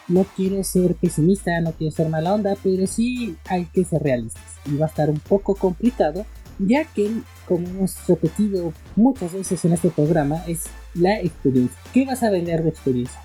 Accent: Mexico; aquí en México, en mi país

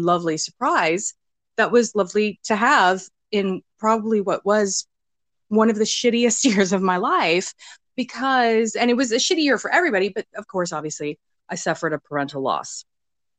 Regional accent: United States; being American

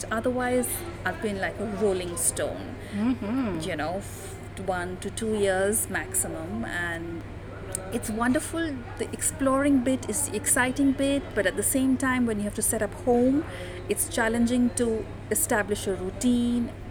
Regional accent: New Delhi, Delhi, India; also born or lived in South India; families came to India after the partition and settled in North India. So my schooling initially was mostly in North India, but then I've lived and worked mostly in South India

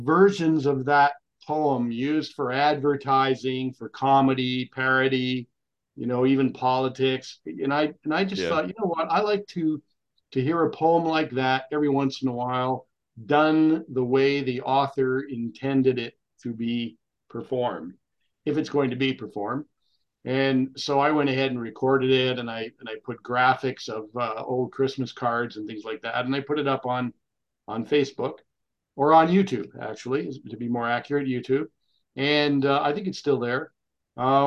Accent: Cornwall, Ontario, Canada; also born or lived in Thunder Bay, Ontario / Ottawa; my family moved closer to Montreal, in a small town in Ontario called Cornwall. And I was raised right around there

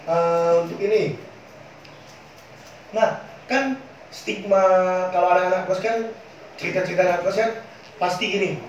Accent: Palembang, South Sumatra, Indonesia; karena kami orang Palembang kadang bahasa kami campur kan antara bahasa Indonesia bahasa yang mudah didengar untuk orang seluruh Indonesia atau eh dan bahasa Palembang itu sendiri

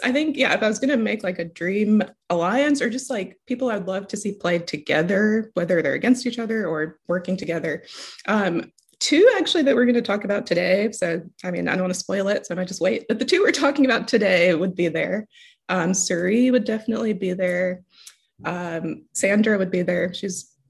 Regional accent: Tuscaloosa, Alabama, United States; moved away as an adult; also born or lived in Canada; now in Texas, United States; My family lives in Tuscaloosa. So we've been there for a long time since I was like 12

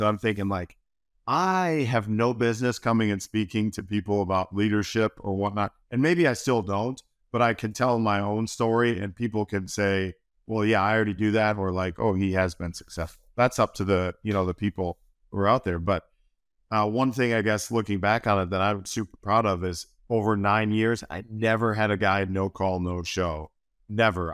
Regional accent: Wisconsin, United States; moved away as an adult; also born or lived in New York; now in Hilmar, United States; I grew up in Wisconsin

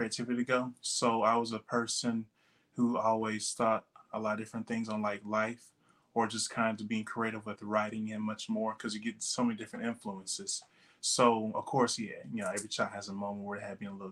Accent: Huntsville, Texas, United States; moved away as an adult; now in Houston, United States; I grew up in Huntsville, very humble beginnings

